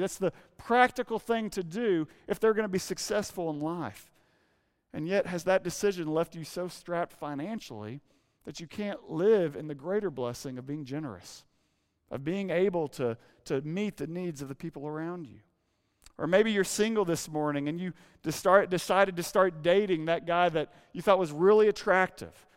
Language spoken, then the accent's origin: English; Arkansas, United States; moved away; growing up in Arkansas